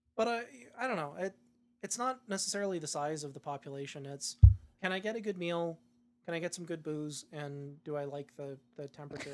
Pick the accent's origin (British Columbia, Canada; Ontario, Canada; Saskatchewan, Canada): British Columbia, Canada; Saanich; also born or lived in Kihei, Maui; now in Edmonton, Canada; I was born in Victoria. I grew up, born and raised in a suburb of Victoria, Saanich.